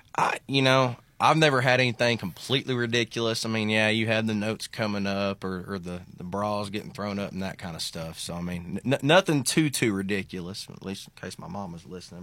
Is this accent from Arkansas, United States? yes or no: yes; Little Rock, Arkansas, United States; moved away as an adult; now in Granbury, Texas, United States; from Central Arkansas, just outside of Little Rock